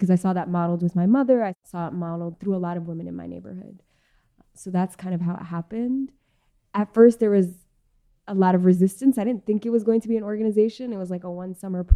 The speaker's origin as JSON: {"language": "English", "town": "New York City", "region": "New York", "country": "United States", "tie": "born or raised there", "said": "I was born and raised in Queens, New York"}